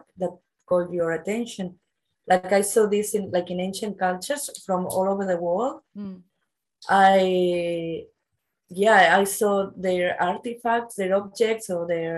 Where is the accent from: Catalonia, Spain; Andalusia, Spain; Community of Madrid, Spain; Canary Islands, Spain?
Catalonia, Spain; Barcelona; also born or lived in Australia / New Zealand; I'm from the Mediterranean, like I'm from Barcelona, and it's very sunny here all year long.